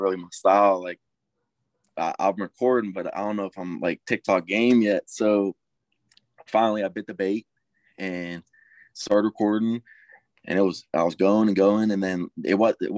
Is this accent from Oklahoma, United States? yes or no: no; Inaka, Pennsylvania, United States; I'm from Inaka, Pennsylvania.